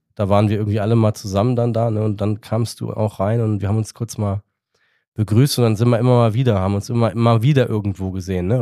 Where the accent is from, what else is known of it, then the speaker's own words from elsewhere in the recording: Darmstadt, Hesse, Germany; Ich bin da geboren